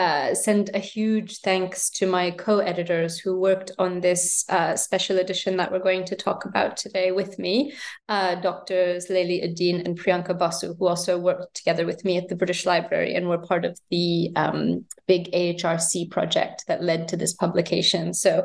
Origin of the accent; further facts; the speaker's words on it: United States; moved away as an adult; also born or lived in United Kingdom; So I was born in the States and grew up there and then wound up studying in the UK.